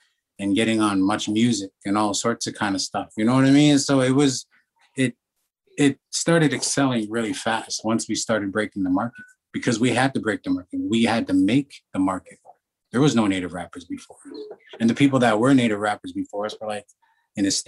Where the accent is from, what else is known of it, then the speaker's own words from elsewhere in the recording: Alberta, Canada; we're from Hobie, Alberta